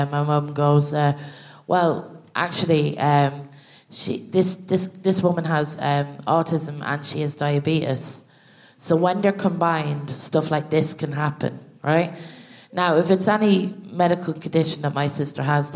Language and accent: English; Ireland; us as Irish people